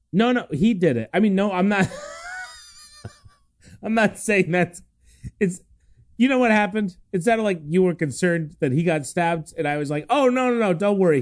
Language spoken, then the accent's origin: English; Cincinnati, Ohio, United States; I grew up in Cincinnati, which is the home of little hot dogs